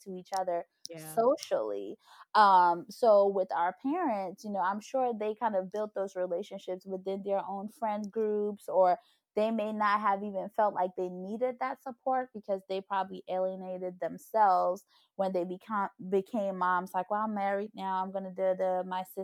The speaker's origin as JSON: {"language": "English", "country": "Côte d’Ivoire", "tie": "born or raised there", "said": "I was born in the Ivory Coast."}